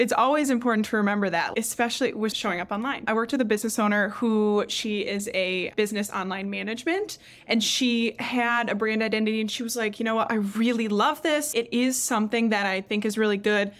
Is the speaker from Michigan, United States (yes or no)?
yes; Traverse City, Michigan, United States; I'm from Traverse City, which is a super touristy town